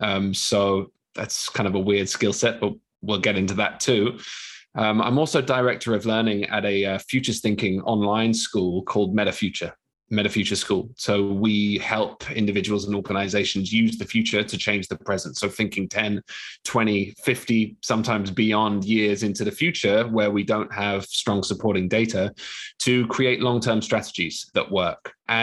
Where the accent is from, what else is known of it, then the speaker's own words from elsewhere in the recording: London, United Kingdom; I'm a Londoner, born and bred, but you probably can't hear that in my accent now.